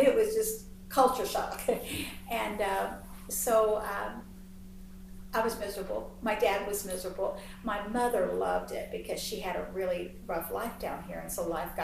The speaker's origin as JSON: {"language": "English", "town": "Heidelberg", "region": "Kentucky", "country": "United States", "tie": "born or raised there", "moved": "yes", "said": "I loved growing up in Heidelberg"}